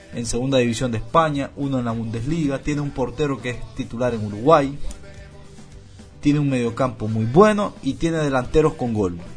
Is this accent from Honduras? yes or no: yes; Honduras; como hondureño